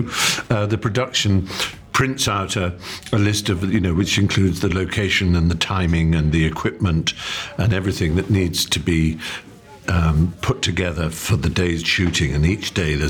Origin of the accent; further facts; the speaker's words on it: England, United Kingdom; the speech patterns and references that I would make as an English